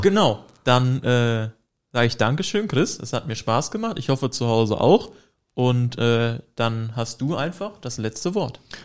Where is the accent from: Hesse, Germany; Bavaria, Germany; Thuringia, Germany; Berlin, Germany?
Hesse, Germany; moved away; bei uns in Hessen mit H, das Bundesland